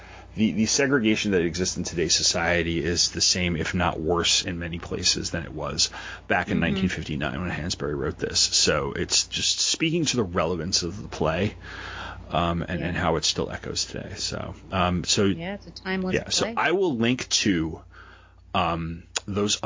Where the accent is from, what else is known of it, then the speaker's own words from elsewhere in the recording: South Shore of Long Island, New York, United States; I grew up on the South Shore of Long Island in the burbs